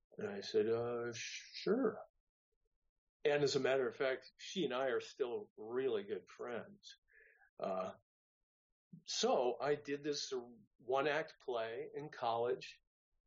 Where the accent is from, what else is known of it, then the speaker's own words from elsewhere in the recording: San Francisco Bay Area, California, United States; moved away as an adult; also born or lived in Santa Barbara; I'm originally from the San Francisco Bay Area